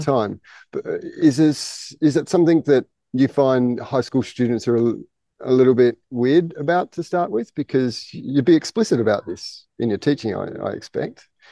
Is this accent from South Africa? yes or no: no; Australia; I'm Australian